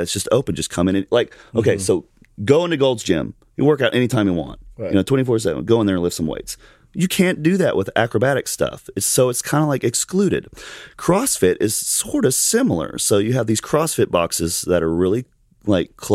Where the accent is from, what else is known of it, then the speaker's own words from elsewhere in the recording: Alabama, United States; I'm from Alabama